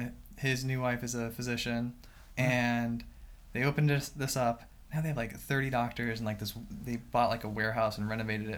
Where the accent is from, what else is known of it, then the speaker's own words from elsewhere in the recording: Sarasota, Florida, United States; I'm a native to Sarasota.